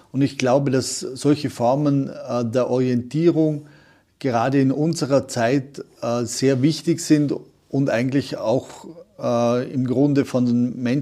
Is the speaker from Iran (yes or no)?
no; Vorarlberg, Austria; der Franz Jägerstätter hier in Oberösterreich oder bei uns in Vorarlberg war das der Provikar Karl Lampert